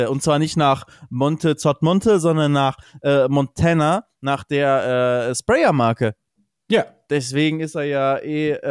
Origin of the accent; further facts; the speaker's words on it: Cologne, North Rhine-Westphalia, Germany; aber es ist halt als Kölner, müsst ihr euch vorstellen, man weiß, der Schnee bleibt wirklich nur fünf Minuten.